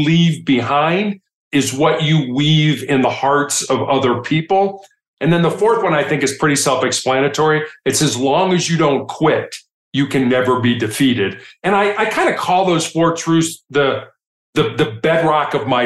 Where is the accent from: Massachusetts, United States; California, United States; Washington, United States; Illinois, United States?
Illinois, United States; Chicago; growing up in Chicago